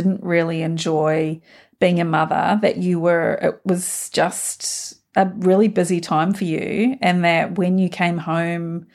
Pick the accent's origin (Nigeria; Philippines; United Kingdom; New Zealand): New Zealand; now in Australia; I grew up in New Zealand, rural New Zealand